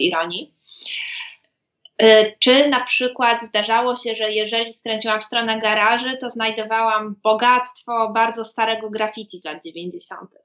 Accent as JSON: {"language": "Polish", "area": "border area of Katowice and Mikołów", "region": "Silesian Voivodeship", "country": "Poland", "tie": "born or raised there", "said": "ja zresztą też pochodzę mm, z takiego pogranicznego rejonu Katowic i Mikołowa. Przez, przez pewien czas mieszkałam po stronie katowickiej, a potem po stronie mikołowskiej"}